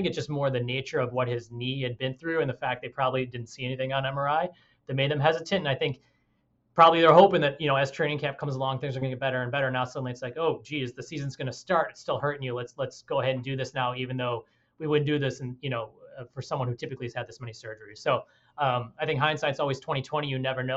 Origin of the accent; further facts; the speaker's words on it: Chicago, Illinois, United States; moved away; I'm from Chicago, you know, so I'm originally from Chicago